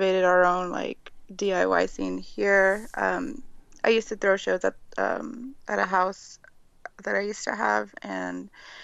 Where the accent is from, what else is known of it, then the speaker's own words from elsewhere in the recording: San Antonio, Texas, United States; I grew up in San Antonio. I still live here currently, San Antonio, Texas